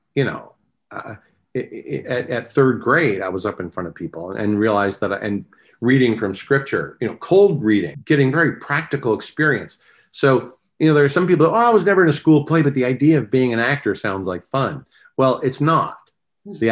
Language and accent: English; Westland, Michigan, United States; moved away as an adult; now in California, United States; I grew up in Westland, Michigan